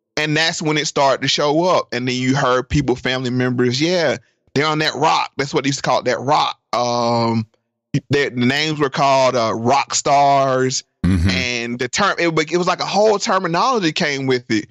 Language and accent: English; North Carolina, United States; I'm from North Carolina. And my grandma lived in rural North Carolina.